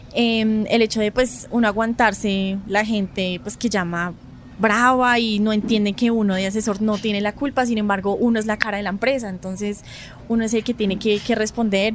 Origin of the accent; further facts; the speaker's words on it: Bogotá, Colombia; yo no soy de Medellín, yo soy de Bogotá